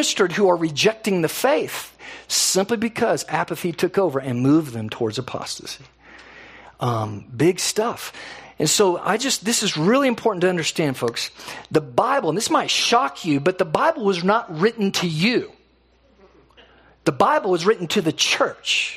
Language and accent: English; United States; we are so American